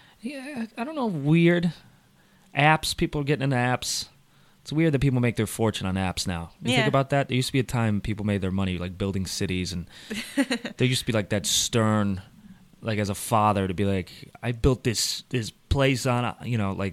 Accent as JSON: {"language": "English", "region": "Connecticut", "country": "United States"}